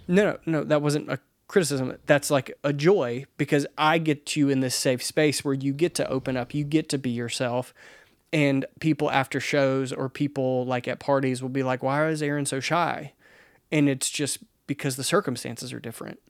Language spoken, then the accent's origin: English; the South, United States; I am a dude from the South